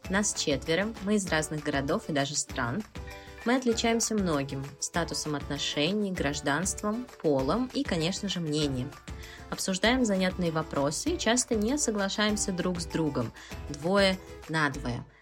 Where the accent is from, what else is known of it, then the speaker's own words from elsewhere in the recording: Moscow, Russia; Я из Москвы, работаю учителем